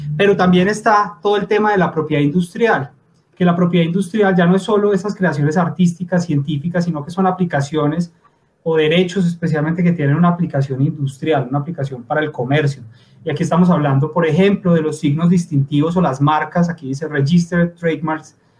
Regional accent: Pereira, Risaralda, Colombia; moved away as an adult; now in Bogotá, Colombia; yo soy de Pereira, del colegio de, Camilo, eh, vivo en Bogotá desde hace ya más de 10 años

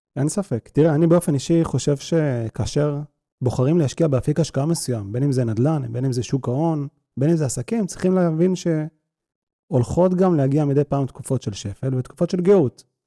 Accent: Israel

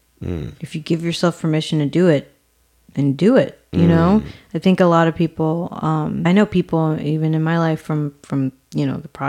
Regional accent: New York City, New York, United States; also born or lived in Dominican Republic / London; So I am Dominican, and I grew up in Harlem. A single mom.

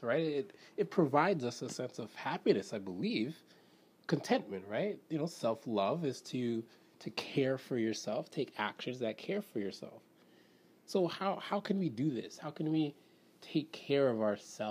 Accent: Canada; I'm Canadian

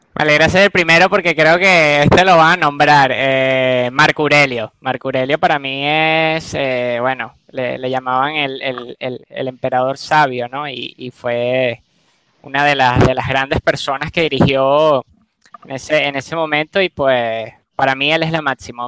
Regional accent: Venezuela; yo nací obviamente en Venezuela

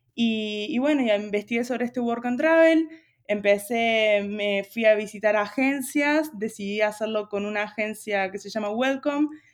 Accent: Río Cuarto, Córdoba, Argentina; moved away as an adult; now in Buenos Aires, Argentina; Yo soy de Río Cuarto, de Córdoba, pero ya hace cuatro años que estoy viviendo allá en Buenos Aires

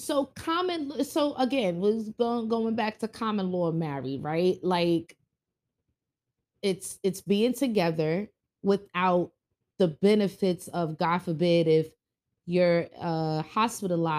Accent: New York City, New York, United States; we grew up in Bronx, New York.

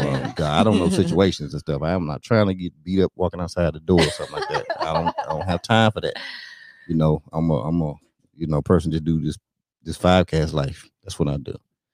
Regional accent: North Carolina, United States; on, I'm from North Carolina. This is how we do it.

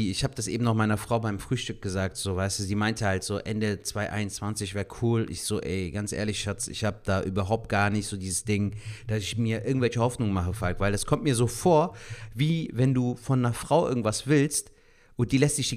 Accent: Cologne, North Rhine-Westphalia, Germany; Ey, Alter, gerade so als Kölner denkt man sich ja dann schon so: Schwartlappen.

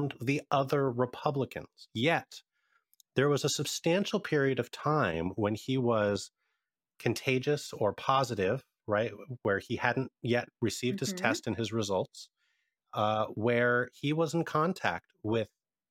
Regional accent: Pennsylvania, United States; moved away; my home state of Pennsylvania, my original home

